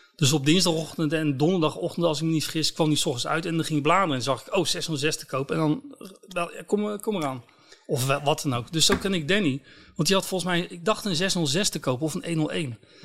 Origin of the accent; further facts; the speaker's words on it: Scharendijke, Zeeland, Netherlands; ik kom uit Zeeland